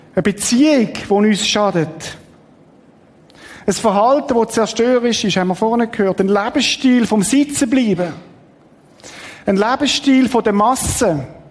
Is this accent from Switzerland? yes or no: yes; Switzerland; wir sind halt so als Schweizer